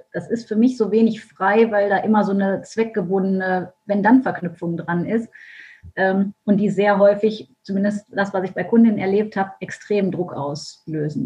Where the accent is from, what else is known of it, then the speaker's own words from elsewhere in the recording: Düsseldorf, North Rhine-Westphalia, Germany; Ich komme aus Düsseldorf